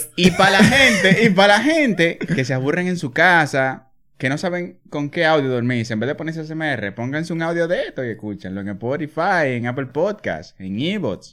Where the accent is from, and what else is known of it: Dominican Republic; born or raised there